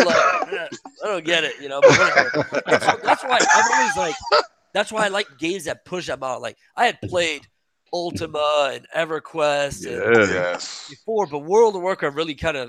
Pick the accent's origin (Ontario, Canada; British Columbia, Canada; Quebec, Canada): Quebec, Canada; first language French; English is a second language; moved away; I didn't speak English. I learned English when I was 10. I spoke French in Quebec.